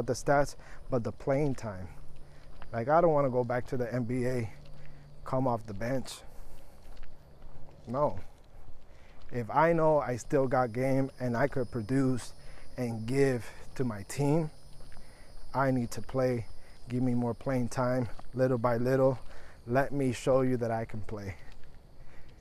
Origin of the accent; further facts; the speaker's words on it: Puerto Rico; now in Florida, United States; I'm from Puerto Rico, but I'm in Florida.